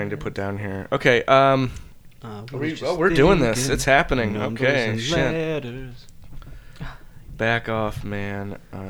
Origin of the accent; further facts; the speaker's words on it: Iowa, United States; I'm from Iowa.